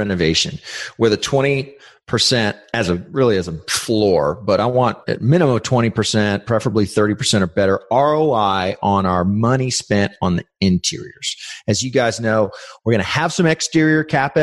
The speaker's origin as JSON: {"language": "English", "town": "San Antonio", "region": "Texas", "country": "United States", "tie": "born or raised there", "said": "I grew up in San Antonio. This is where we operate"}